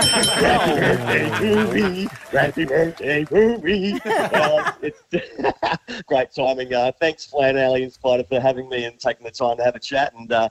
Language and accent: English; Gold Coast, Queensland, Australia; they filmed the first Scooby-Doo in my hometown on the Gold Coast.